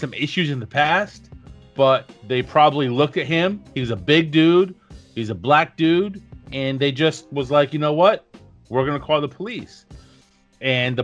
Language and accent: English; New Jersey, United States; I'm from New Jersey